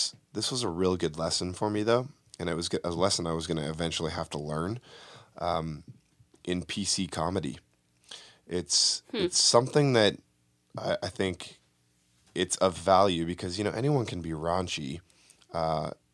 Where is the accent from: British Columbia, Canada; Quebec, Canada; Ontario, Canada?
British Columbia, Canada; Vancouver; moved away as an adult; now in Los Angeles, United States; I'm from Vancouver. That's where I made my home for the film industry anyways